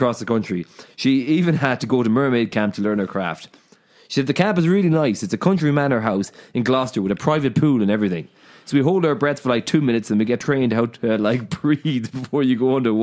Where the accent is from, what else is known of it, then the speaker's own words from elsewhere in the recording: County Mayo, Connacht, Ireland; we're two lads from County Mayo